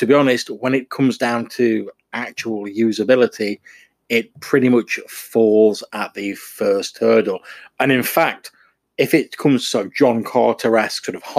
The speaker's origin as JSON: {"language": "English", "region": "England", "country": "United Kingdom", "said": "I'm an English person."}